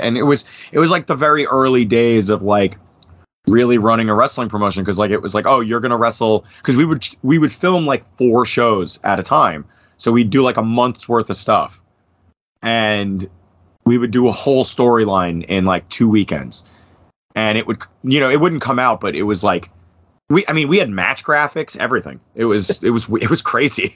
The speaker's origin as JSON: {"language": "English", "area": "Bergen County", "region": "New Jersey", "country": "United States", "tie": "born or raised there", "said": "I was born and was and raised in Bergen County, New Jersey"}